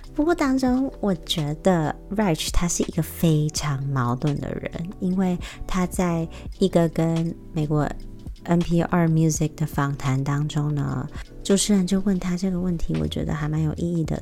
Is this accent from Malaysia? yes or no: no; Taiwan; moved away as an adult; also born or lived in United States; 我以前在，呃，美国求学的时候，我真的是花了很多时间在寻找身为台湾人的意义是什么